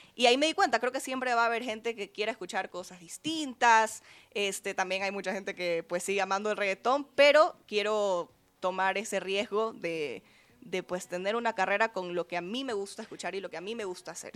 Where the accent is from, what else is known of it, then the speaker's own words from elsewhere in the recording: Ecuador; soy una cantautora ecuatoriana